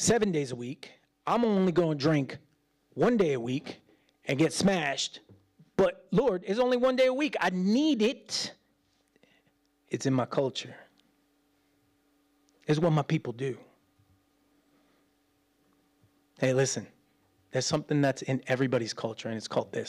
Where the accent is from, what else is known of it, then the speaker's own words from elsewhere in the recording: United States; as an American